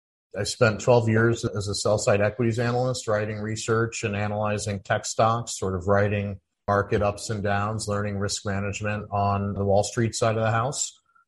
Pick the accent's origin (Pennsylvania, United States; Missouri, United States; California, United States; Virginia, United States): Missouri, United States; St. Louis; I grew up in St. Louis, Missouri